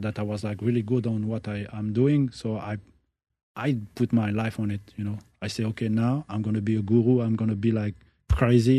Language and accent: English; France; I'm born in France. Mm. No, my parents, I'm from Algeria